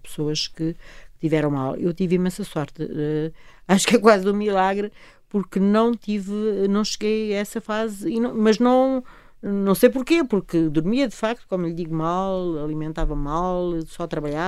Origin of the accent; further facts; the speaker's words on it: Portugal; sinto-me orgulhosa como portuguesa